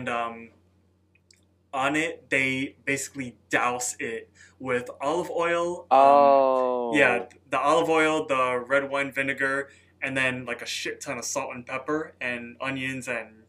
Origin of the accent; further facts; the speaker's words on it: Chicago, Illinois, United States; We're from Chicago, so we love like our sandwiches dipped, you know.